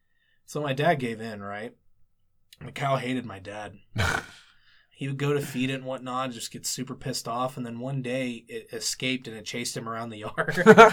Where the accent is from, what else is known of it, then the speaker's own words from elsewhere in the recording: Ohio, United States; We are from Ohio.